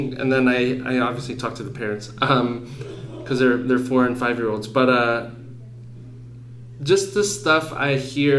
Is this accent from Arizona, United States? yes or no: yes; Phoenix, Arizona, United States; growing up in Phoenix, the schools I went